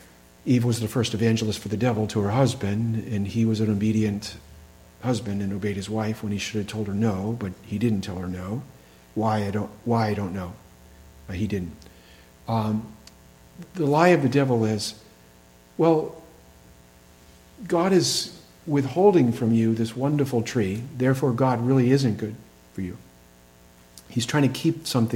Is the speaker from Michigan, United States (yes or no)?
no; Massachusetts, United States; we had a large Jewish population in my town in Massachusetts